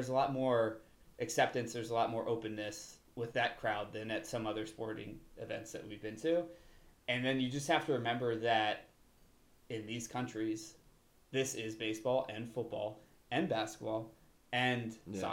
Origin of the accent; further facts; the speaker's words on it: Alliance, Ohio, United States; I'm from Alliance, Ohio.